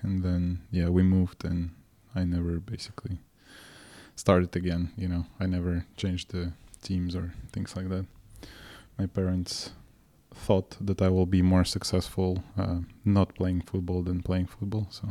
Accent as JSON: {"language": "English", "country": "Moldova", "tie": "born or raised there", "moved": "yes", "said": "I was born and raised in Moldova"}